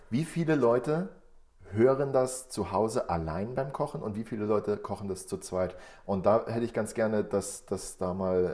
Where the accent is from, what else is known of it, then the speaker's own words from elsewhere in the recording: Brandenburg, Germany; moved away; Ich komme ganz ursprünglich aus Brandenburg